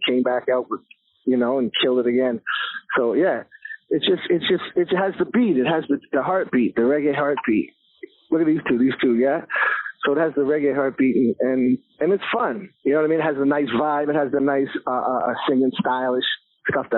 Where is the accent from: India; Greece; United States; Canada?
Canada; Toronto, Ontario; growing up in Toronto, it's been beautiful because we have multiple cultures.